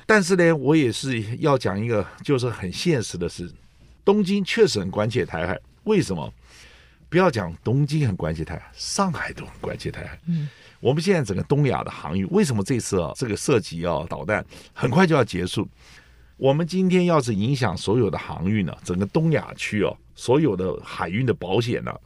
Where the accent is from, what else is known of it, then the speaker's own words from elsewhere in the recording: southern Taiwan, Taiwan; 我是来自南部